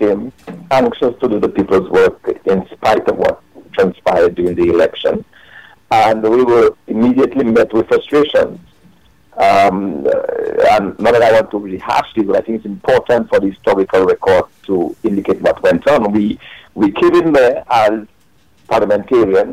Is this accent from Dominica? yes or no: yes; Dominica; moved away as an adult; I ran as a member for my village where I grew up in Grand Forbes.